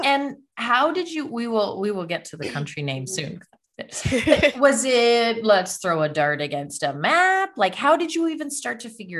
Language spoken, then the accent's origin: English; Canada; I am from Canada, as you know, but I am from literally the most southern point of Canada. We are technically the same latitude as Northern California, like the way we technically the very, very top of California.